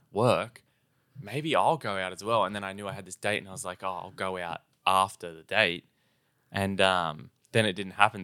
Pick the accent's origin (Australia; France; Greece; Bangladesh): Australia; we're not quite as Australian as everyone else